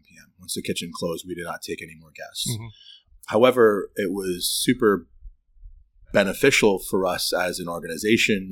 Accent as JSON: {"language": "English", "town": "New York City", "region": "New York", "country": "United States", "tie": "born or raised there", "moved": "as an adult", "lives_now": "Troy, United States", "said": "I was born and raised in Brooklyn, New York"}